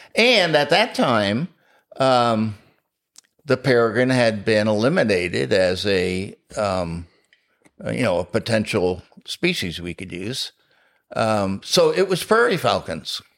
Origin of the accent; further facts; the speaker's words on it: New Jersey, United States; also born or lived in Florida; now in Pennsylvania, United States; I was born in New Jersey